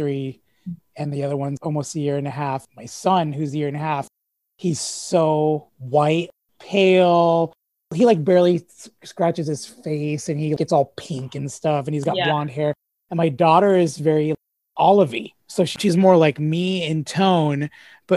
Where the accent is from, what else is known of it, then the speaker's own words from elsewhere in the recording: San Jose, California, United States; I was made and born in San Jose, California. I'm from San Jose